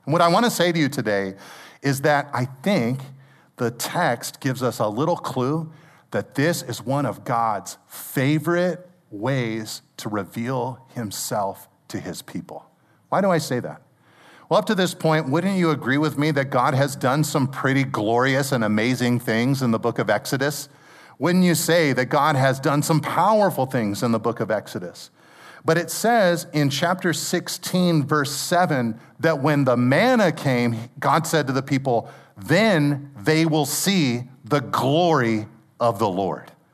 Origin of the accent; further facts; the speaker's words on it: Pacific Grove, California, United States; I grew up in Pacific Grove